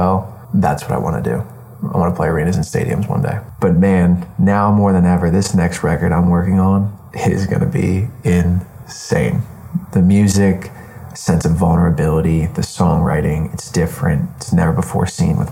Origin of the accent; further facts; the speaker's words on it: Hershey, Pennsylvania, United States; also born or lived in Duncannon, Pennsylvania; Born and raised in Hershey, Pennsylvania.